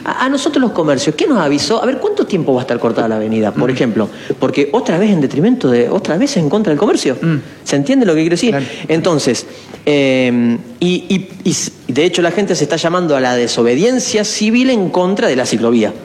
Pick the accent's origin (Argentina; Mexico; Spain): Argentina; Esperanza, Santa Fe